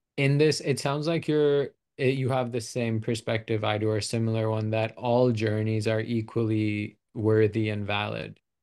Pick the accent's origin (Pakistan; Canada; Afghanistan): Pakistan; also born or lived in United States; now in Arizona, United States; I was born here, but I was raised in Pakistan